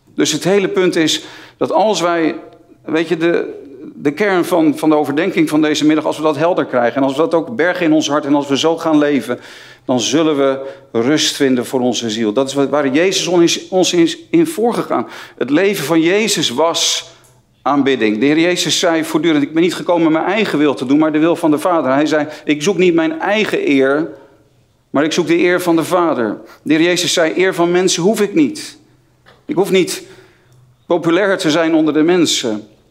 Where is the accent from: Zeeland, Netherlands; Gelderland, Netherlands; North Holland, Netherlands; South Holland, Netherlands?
North Holland, Netherlands; near Haarlem; Ik, eh, ik kom uit de buurt van Haarlem, niet zo ver van Amsterdam vandaan.